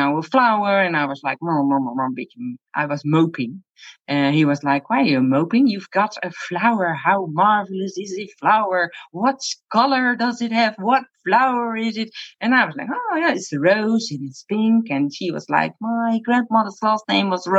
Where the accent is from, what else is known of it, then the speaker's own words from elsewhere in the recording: Netherlands; I'm from the Netherlands